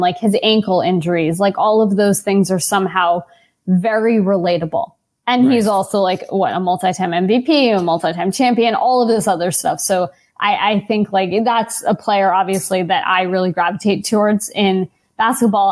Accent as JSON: {"language": "English", "town": "New York City", "region": "New York", "country": "United States", "tie": "born or raised there", "said": "I grew up in New York"}